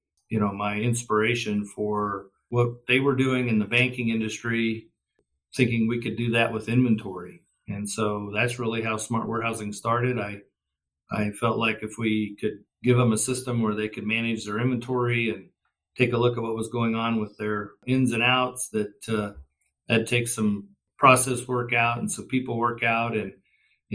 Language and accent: English; western Kansas, United States; I'm a Kansas farm kid and grew up in the state, out on the western part of the state